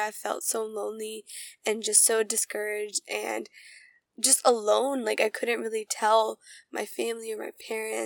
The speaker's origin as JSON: {"language": "English", "country": "United States", "said": "I grew up around American culture. I grew up around Indian culture"}